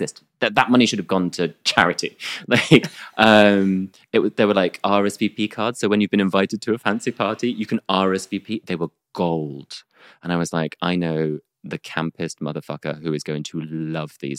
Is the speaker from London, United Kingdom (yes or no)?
no; near Gatwick, South East England, United Kingdom; I grew up really near Gatwick